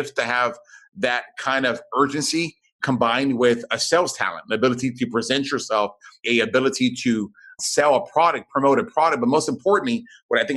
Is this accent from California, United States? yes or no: no; South Texas, United States; I grew up down in South Texas.